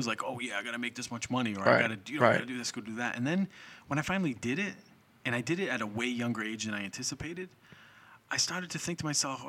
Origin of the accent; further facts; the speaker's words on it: Lynn, Massachusetts, United States; I got a lot of friends who I grew up in Lynn with.